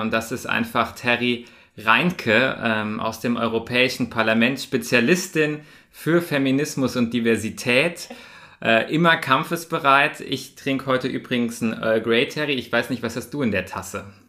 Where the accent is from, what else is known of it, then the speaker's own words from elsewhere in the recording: Bavaria, Germany; bei uns in Bayern